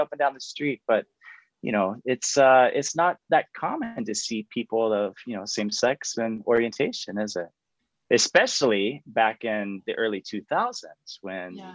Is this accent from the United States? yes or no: yes; Florida, United States; accent: Southern; moved away as an adult; also born or lived in Nebraska / Colorado; now in Spain; I grew up in Florida. And so sometimes you may hear my real Southern roots come out.